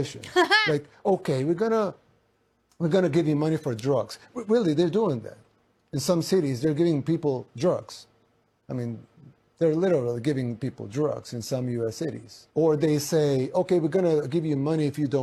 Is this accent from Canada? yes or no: no; El Salvador; I'm from El Salvador, third world country in Central America